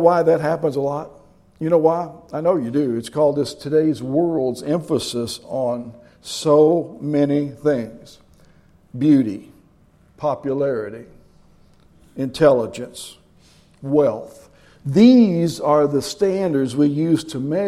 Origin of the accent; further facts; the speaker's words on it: Kentucky, United States; moved away as an adult; also born or lived in Tennessee / Cincinnati; I was from Kentucky